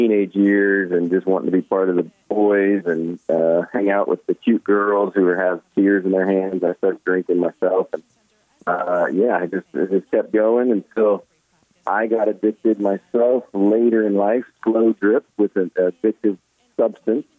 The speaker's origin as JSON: {"language": "English", "region": "Midwest", "country": "United States", "tie": "born or raised there", "said": "I grew up in the Midwest"}